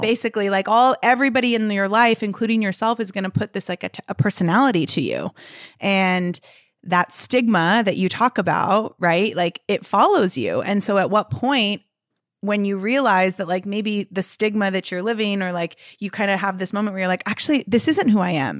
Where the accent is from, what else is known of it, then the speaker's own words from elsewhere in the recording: Santa Monica, California, United States; moved away as an adult; also born or lived in London / San Diego; I grew up in Los Angeles, so in and out of the entertainment industry